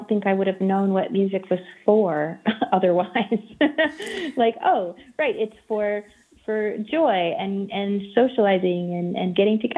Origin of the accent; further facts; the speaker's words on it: Maine, United States; I grew up in Maine